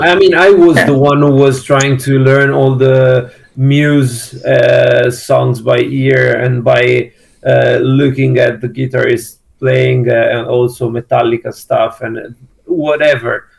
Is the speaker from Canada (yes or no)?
no; Milan, Lombardy, Italy; we are from Milan